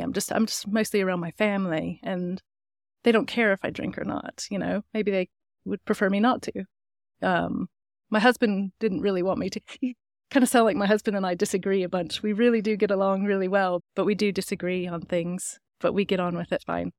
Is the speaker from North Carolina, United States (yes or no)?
yes; Brevard, North Carolina, United States; also born or lived in Germany / Northern England; now in Longmont, United States; I was born in Brevard, North Carolina, which is a small mountain town